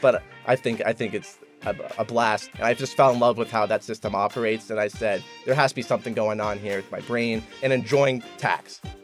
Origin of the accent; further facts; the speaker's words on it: Columbia, Maryland, United States; moved away as an adult; also born or lived in Baltimore / San Francisco; now in Charlottesville, United States; I grew up in Columbia, Maryland